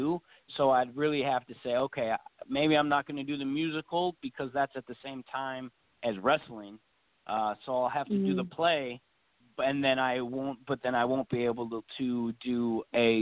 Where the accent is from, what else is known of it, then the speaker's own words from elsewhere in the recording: Racine, Wisconsin, United States; I'm originally from Racine, Wisconsin